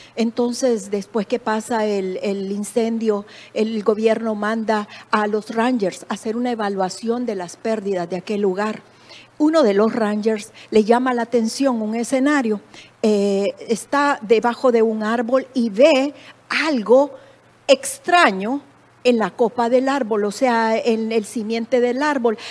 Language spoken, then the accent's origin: Spanish; El Salvador; moved away as an adult; En mi país